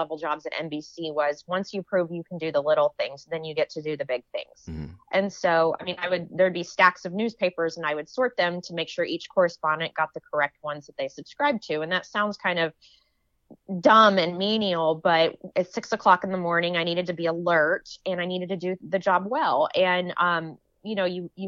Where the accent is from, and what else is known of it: Texas, United States